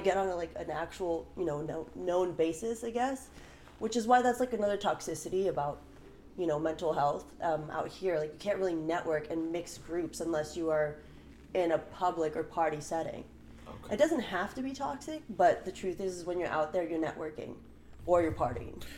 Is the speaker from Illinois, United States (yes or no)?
no; Burbank, California, United States; I was born and raised in Burbank, California, but um, I'm first generation American